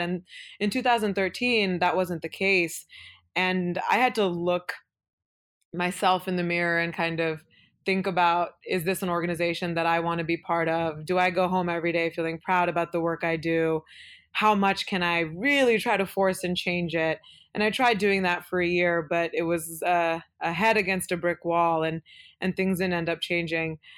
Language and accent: English; Beaverton, Oregon, United States; first language Kannada; English is a second language; also born or lived in Udupi, Karnataka, India; I grew up in Beaverton, which is a suburb of Portland